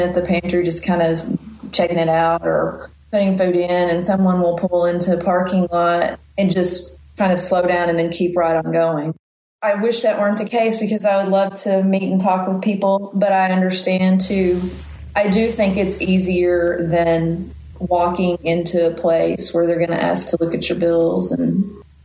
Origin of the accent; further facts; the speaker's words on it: Weiner, Arkansas, United States; I grew up in Wiener, Arkansas, and it's a town of like 600 people